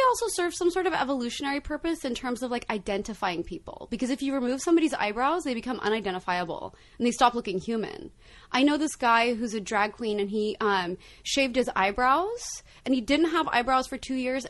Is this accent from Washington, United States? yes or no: no; Santa Maria, California, United States; I'm originally from Santa Maria, California.